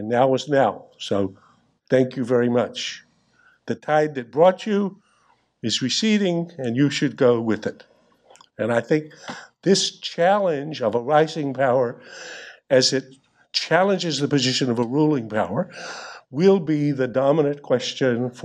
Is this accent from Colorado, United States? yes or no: no; North Carolina, United States; I come from North Carolina